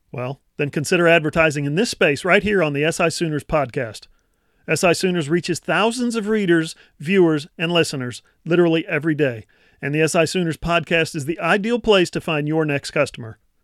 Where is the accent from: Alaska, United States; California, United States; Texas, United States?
Alaska, United States; now in Oklahoma, United States; I'm from Alaska